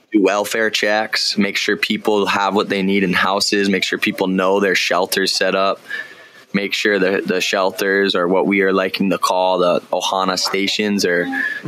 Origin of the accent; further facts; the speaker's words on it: Kahana, Hawaii, United States; also born or lived in Lahaina; Kahana, my hometown